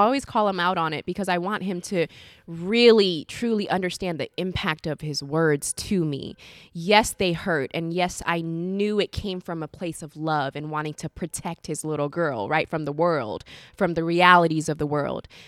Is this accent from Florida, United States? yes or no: yes; Orlando, Florida, United States; moved away as an adult; now in Sacramento, United States; I grew up in the South